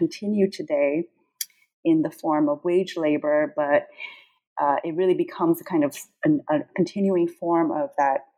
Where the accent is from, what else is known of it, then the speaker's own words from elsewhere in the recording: São Paulo, Brazil; moved away; also born or lived in New York / California; I was born in Sao Paulo, Brazil